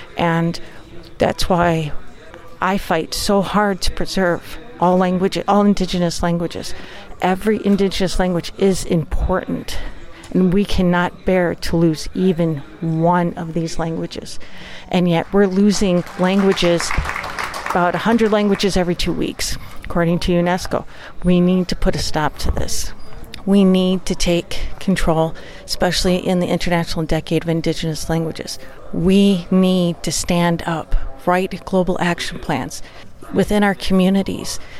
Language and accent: English; St. Croix tribe, Wisconsin, United States; I'm Ojibwa from the St. Croix tribe of uh, Ojibwa in Wisconsin and the United States